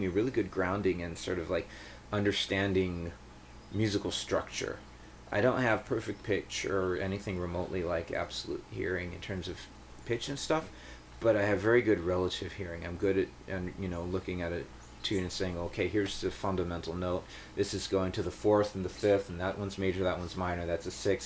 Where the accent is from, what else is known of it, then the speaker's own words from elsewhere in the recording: Israel; where I grew up in Israel